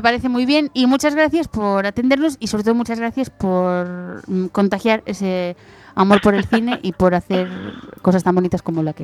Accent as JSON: {"language": "Spanish", "area": "A Mariña, Lugo", "region": "Galicia", "country": "Spain", "said": "yo soy de la Marina de Lugo"}